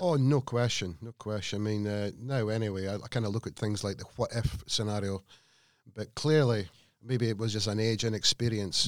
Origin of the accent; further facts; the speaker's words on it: Scotland, United Kingdom; moved away; I'm a Scotsman